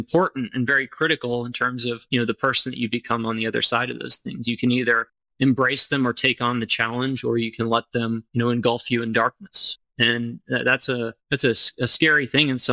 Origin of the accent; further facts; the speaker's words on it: Austin, Texas, United States; I grew up in Austin, Texas. I've lived here pretty much my entire life.